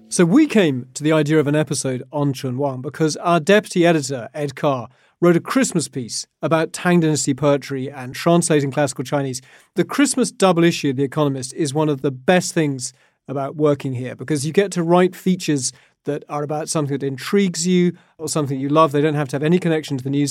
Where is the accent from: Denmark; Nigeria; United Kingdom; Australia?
United Kingdom; as a British kid, you do learn poetry